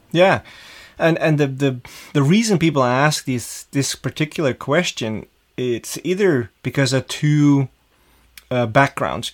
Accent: Amsterdam, North Holland, Netherlands; growing up in Amsterdam as a, a young kid in school

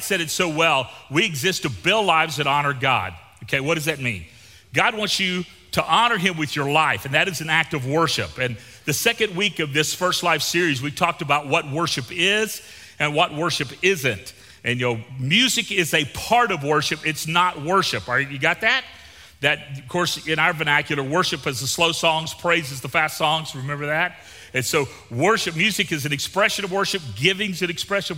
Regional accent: Gulf Coast of Florida, United States; moved away; also born or lived in Victoria, Texas; I grew up on the Gulf Coast of Florida.

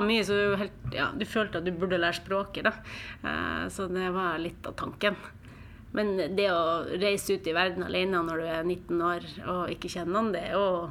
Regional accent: Mo i Rana, Nordland, Norway; also born or lived in Spain / Trondheim, Norway; now in Oslo, Norway; Jeg er fra Mo i Rana, eh, midt i Norge.

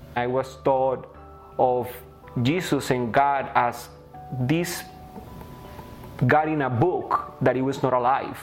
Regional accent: Delhi, India; now in Canada; I grew up in the city of Delhi

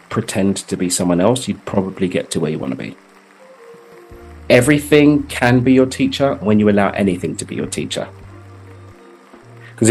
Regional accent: London, United Kingdom; now in Cabo San Lucas, Mexico; born and raised in East London in the UK.

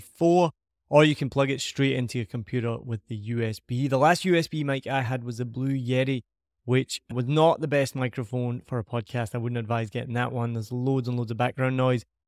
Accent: Scotland, United Kingdom; accent: Scottish; my Scottish accent

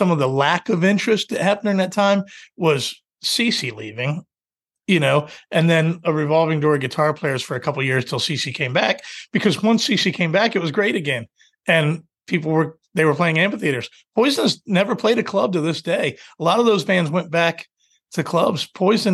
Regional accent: United States; also born or lived in Washington, D.C. / Virginia; I was a happy kid in DC and Virginia

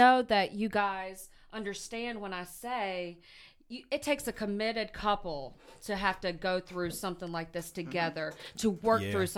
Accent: the South, United States; So I'm obviously from the South.

